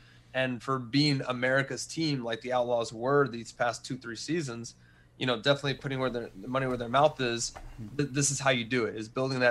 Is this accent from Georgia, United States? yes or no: no; Texas, United States; also born or lived in Wichita Falls / Austin / San Antonio; But Texas is one of the places that I lived the most and where I was born. So I was born in Wichita Falls, so up north.